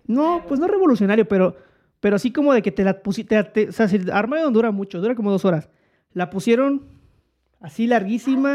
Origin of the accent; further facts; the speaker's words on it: Mexico; now in Mexico City, Mexico; en donde yo nací, en, en mi entorno, y ahí la gente puede comentarlo después, que eh, era un pedo más bueno, en provincia